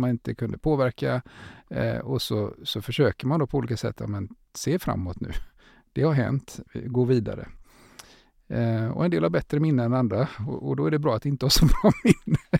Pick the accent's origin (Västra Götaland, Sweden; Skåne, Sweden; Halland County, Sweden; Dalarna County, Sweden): Västra Götaland, Sweden; Gothenburg; vi är från Göteborg, eh, jag är det i alla fall